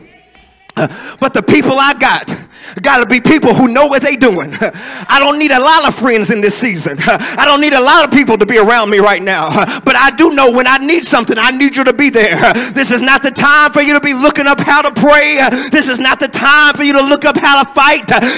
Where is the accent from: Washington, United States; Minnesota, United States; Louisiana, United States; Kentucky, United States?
Kentucky, United States; Greenville; I ain't even from the hood. I'm from Greenville, Kentucky. I'm from Muhlenberg County.